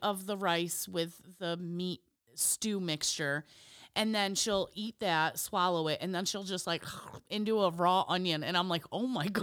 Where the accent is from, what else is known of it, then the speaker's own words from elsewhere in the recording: Illinois, United States; we're from Illinois